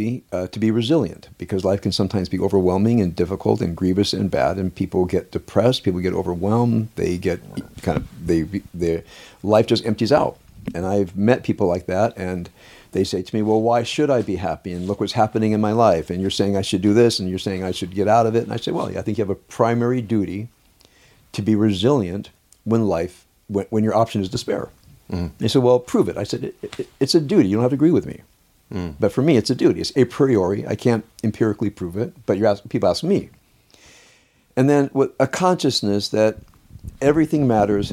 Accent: Compton, California, United States; I grew up in Compton

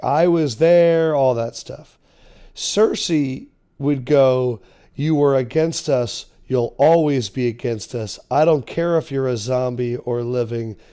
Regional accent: Philadelphia, Pennsylvania, United States; I grew up in Philadelphia talk radio

